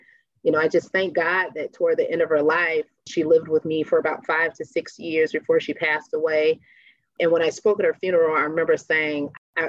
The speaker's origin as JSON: {"language": "English", "town": "Chicago", "region": "Illinois", "country": "United States", "tie": "born or raised there", "said": "Oh, Chicago was just, for me, it was just awesome, an awesome opportunity to explore."}